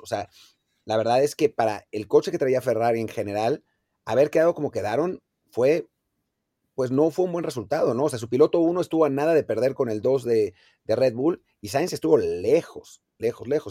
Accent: Mexico; como aficionado mexicano

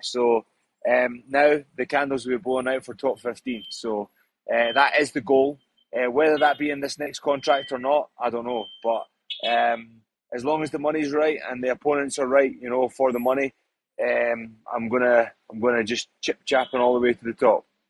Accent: Scotland, United Kingdom; I'm Scottish. I've been brought up like that. It's hostile back home.

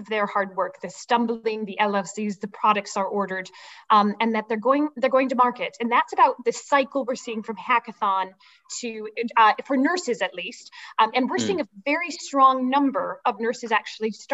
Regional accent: Midwest, United States; moved away; also born or lived in United Kingdom; I'm originally from the Midwest

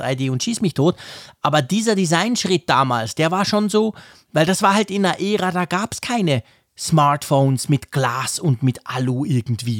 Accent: Switzerland; bei uns in der Schweiz

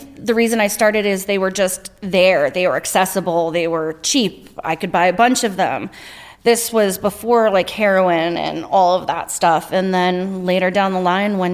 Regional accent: Stratford, Connecticut, United States; I grew up in Stratford in Connecticut.

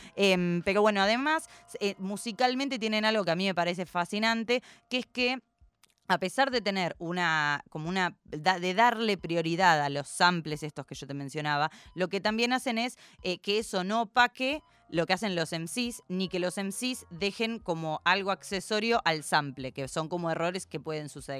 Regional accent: Argentina; como buena argentina que soy

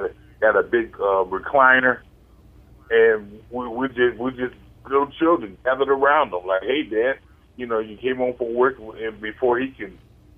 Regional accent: Virginia, United States; now in St. Louis, United States; I went back home last year. You know, I came from Virginia

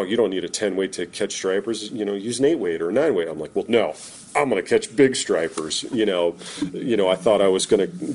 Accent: Vermont, United States; growing up in Vermont, I mean, we are a very dairy-centric state.

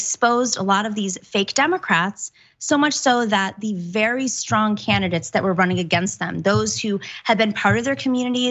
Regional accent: New York, United States; as a New Yorker

